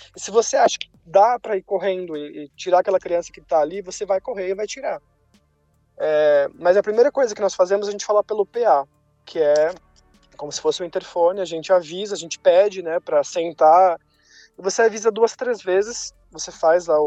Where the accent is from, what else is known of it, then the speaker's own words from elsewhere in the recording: Brazil; moved away as an adult; also born or lived in Brussels, Belgium; eu era brasileiro